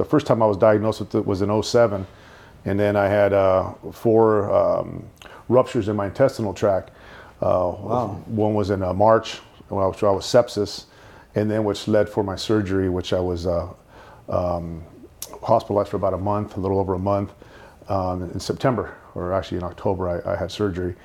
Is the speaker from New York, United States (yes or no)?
no; Los Angeles, California, United States; first language Spanish; English is a second language; also born or lived in Downey, California; In East Los Angeles and Downey